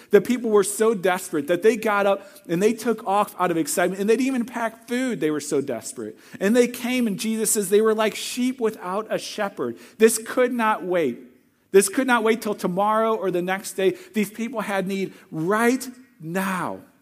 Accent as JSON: {"language": "English", "region": "Missouri", "country": "United States", "moved": "yes", "said": "I'm from Missouri"}